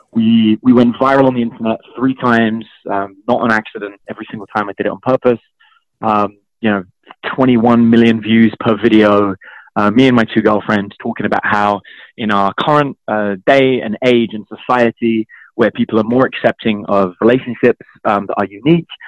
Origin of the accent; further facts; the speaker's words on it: London, United Kingdom; I grew up in East London